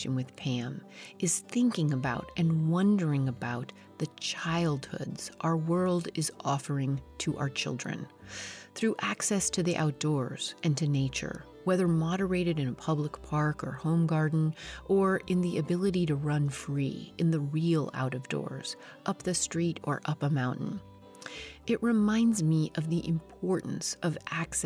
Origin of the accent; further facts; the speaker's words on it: Colorado, United States; moved away as an adult; now in California, United States; I was born and raised in Colorado